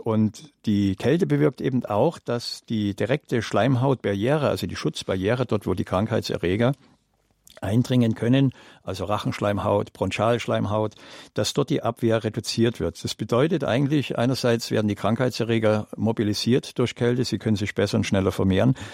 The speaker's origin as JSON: {"language": "German", "country": "Germany", "said": "bei uns in Deutschland"}